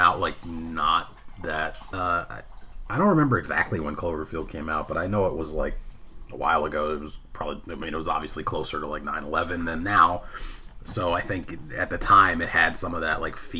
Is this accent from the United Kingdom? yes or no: no; Jamaica; I'm Jamaican